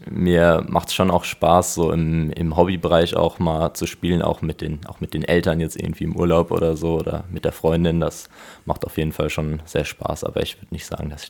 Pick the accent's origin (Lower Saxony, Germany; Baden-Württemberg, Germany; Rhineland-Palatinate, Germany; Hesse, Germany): Rhineland-Palatinate, Germany; Mainz; Genau, ich komme ursprünglich aus Mainz und bin jetzt für die Ausbildung hier hingezogen.